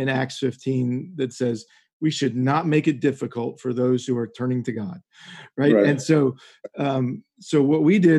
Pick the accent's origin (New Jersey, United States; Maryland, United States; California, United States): Maryland, United States; Westminster; I grew up in Westminster